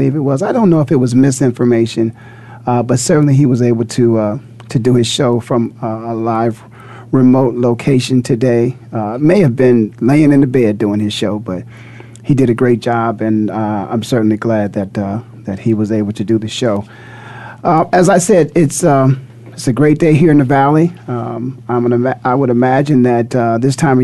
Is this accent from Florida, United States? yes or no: no; Canton, Ohio, United States; now in Phoenix, United States; born and raised in Canton, Ohio